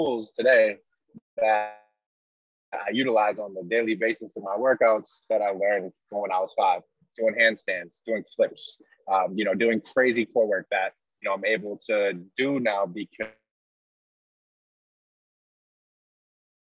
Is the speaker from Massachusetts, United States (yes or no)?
yes; Gloucester, Massachusetts, United States; My whole family grew up going to Gloucester High School, which is the public school in my hometown